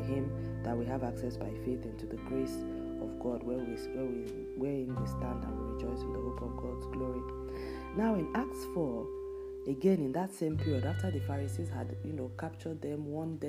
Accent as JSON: {"language": "English", "country": "Nigeria", "moved": "yes", "said": "my home country, Nigeria"}